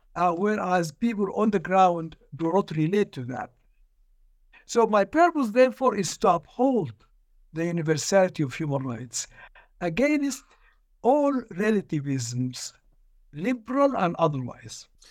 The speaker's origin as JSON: {"language": "English", "country": "Sudan", "said": "I'm from Sudan. I was born in nineteen forty-six"}